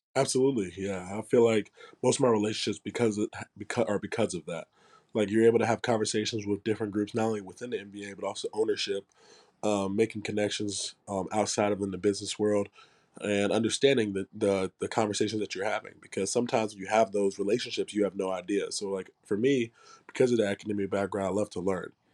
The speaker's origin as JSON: {"language": "English", "town": "Charlotte", "region": "North Carolina", "country": "United States", "tie": "born or raised there", "also_born_or_lived": "Tennessee", "moved": "as an adult", "said": "I grew up in Charlotte"}